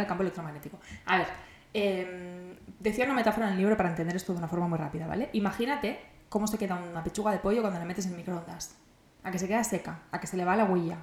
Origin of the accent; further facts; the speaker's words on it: Barcelona, Catalonia, Spain; yo soy de Barcelona, yo quiero vivir en Barcelona para siempre